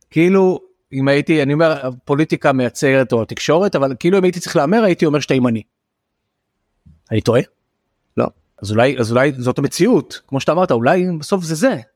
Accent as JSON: {"language": "Hebrew", "town": "Tel Aviv", "region": "Tel Aviv District", "country": "Israel", "said": "אני תל אביבי, אני הומו"}